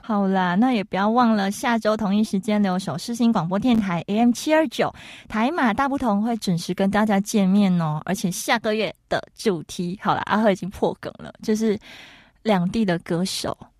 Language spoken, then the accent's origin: Chinese; Malaysia; now in Taiwan; 我们马来西亚人就是真的会，哎，青菜啦